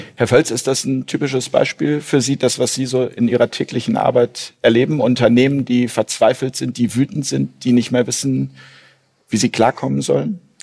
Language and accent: German; Hamburg, Germany; meine Heimat Hamburg hier